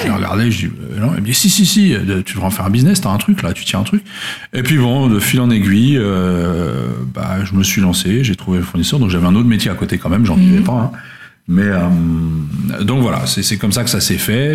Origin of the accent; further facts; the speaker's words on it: Luxembourg; je suis originaire du Luxembourg à la base